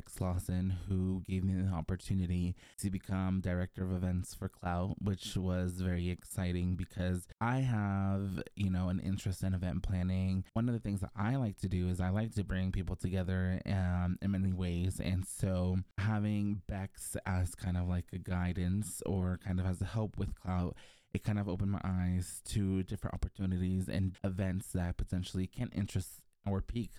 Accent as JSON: {"language": "English", "country": "Mexico", "tie": "born or raised there", "also_born_or_lived": "Mexico City, Mexico", "said": "I was born in Mexico City, but I moved to the countryside at a very early age with my brother and my parents."}